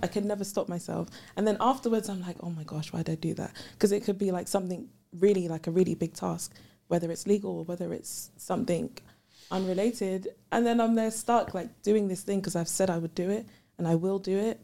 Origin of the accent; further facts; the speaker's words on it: London, United Kingdom; also born or lived in Ghana; I'm from London